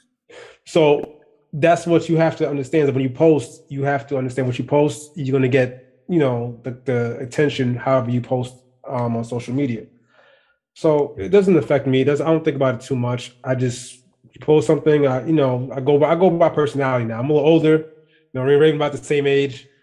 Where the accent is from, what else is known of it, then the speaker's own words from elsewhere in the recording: Trinidad & Tobago; I'm Trinidadian.